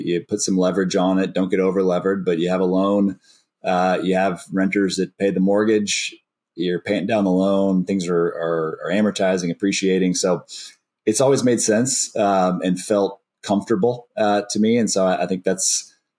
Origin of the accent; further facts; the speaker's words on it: Austin, Texas, United States; I've born and raised in Austin